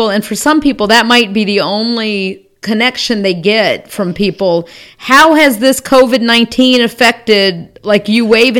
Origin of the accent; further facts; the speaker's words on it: Georgia, United States; now in Charlotte, United States; I'm from Georgia originally